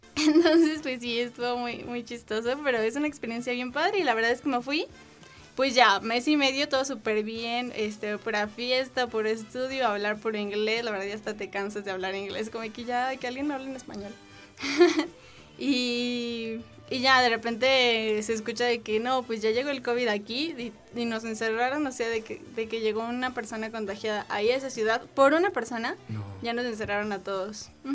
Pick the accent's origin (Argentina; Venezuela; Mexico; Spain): Mexico; soy mexicana